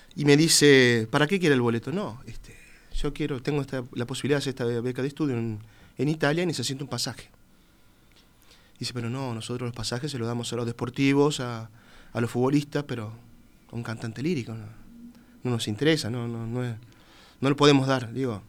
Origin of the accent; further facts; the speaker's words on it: Uruguay; moved away as an adult; cuando llego acá, no sé, serán los, perfumes, los colores que me llevan a, mi niñez, a lo que era lindo cuando yo era chico, donde yo crecí